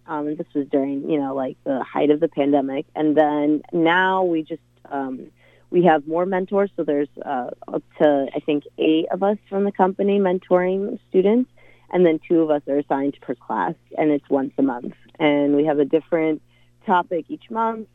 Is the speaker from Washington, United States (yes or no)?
yes; Tacoma, Washington, United States; now in Seattle, United States; I'm from Tacoma, Washington, originally born and raised there.